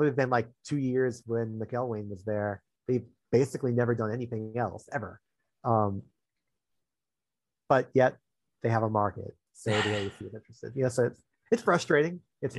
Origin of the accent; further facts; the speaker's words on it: New Orleans, Louisiana, United States; moved away; also born or lived in Pekin; I'm from New Orleans. I live in New Orleans now. I think we were living in Pekin at the time, but still, my focus, my background has always been more Louisiana and more New Orleans.